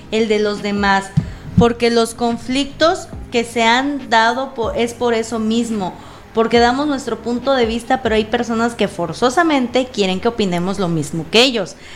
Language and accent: Spanish; Cozumel, Quintana Roo, Mexico; soy, primero me, me, quisiera informar, soy de Quintana Roo, isla de Cozumel